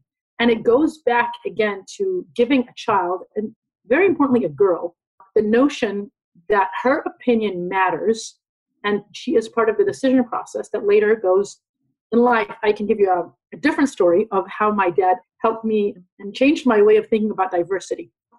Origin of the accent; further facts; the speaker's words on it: London, United Kingdom; born there; I was born in London, but I'm an Israeli